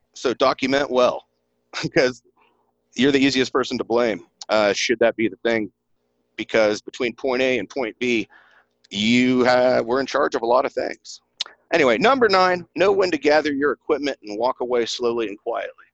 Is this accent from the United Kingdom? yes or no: no; East Tennessee, United States; accent: country; moved away as an adult; this is back in East Tennessee. In case y'all can't pick up my country accent, that's where I'm from originally